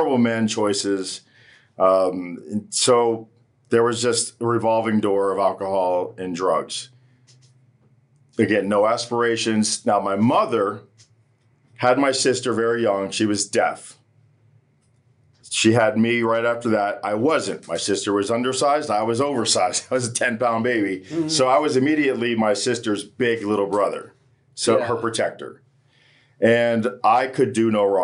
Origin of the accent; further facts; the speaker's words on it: Hollywood, Florida, United States; I was born here in Hollywood, Florida, which is a really beautiful place